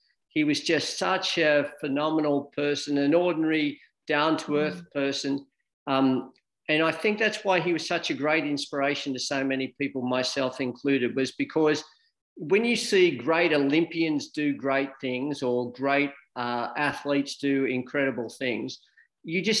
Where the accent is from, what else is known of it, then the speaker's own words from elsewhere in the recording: Sydney, New South Wales, Australia; I grew up in the western suburbs of Sydney, so just a regular suburban kid